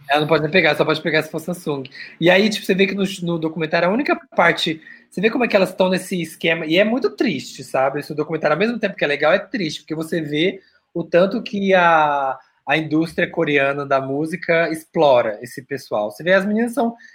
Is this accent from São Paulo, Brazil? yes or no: no; Rio de Janeiro, Brazil; Porque, como bons cariocas.